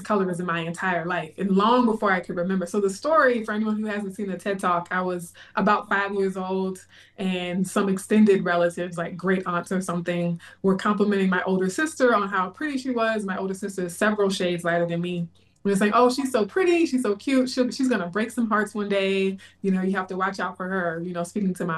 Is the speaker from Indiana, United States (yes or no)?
no; Baton Rouge, Louisiana, United States; moved away as an adult; also born or lived in Bay Area, California; now in Texas, United States; In my hometown of Baton Rouge